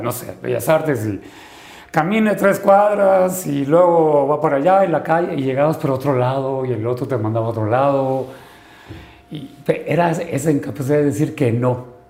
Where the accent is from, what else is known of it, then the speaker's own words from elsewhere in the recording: Sinaloa, Mexico; vengo de Sinaloa